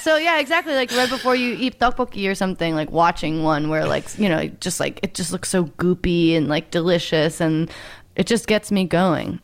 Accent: Oregon, United States; growing up in Oregon

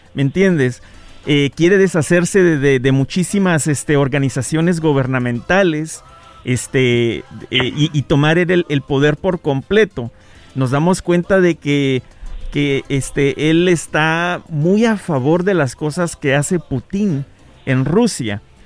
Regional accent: Guatemala; Yo soy de Guatemala

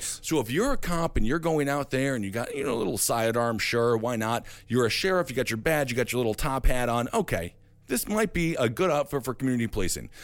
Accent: Stevens Point, Wisconsin, United States; my hometown of Stevens Point, Wisconsin

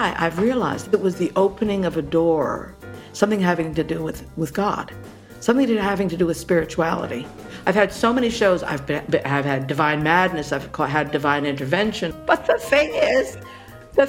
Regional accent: Hawaii, United States; now in New York, United States; I was born and brought up in Hawaii

